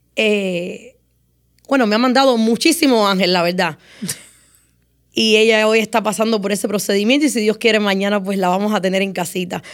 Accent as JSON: {"language": "Spanish", "town": "Moa", "country": "Cuba", "tie": "born or raised there", "moved": "yes", "lives_now": "United States", "said": "mi niñez en Cuba fue muy difícil"}